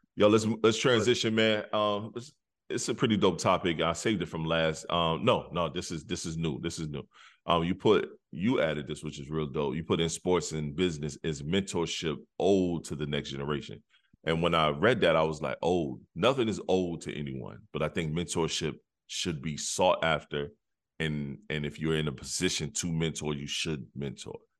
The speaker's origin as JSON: {"language": "English", "region": "South Carolina", "country": "United States", "said": "I am from South Carolina"}